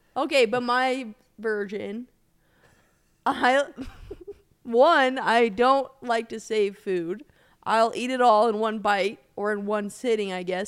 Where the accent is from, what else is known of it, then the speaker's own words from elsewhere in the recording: Colorado, United States; I grew up in Colorado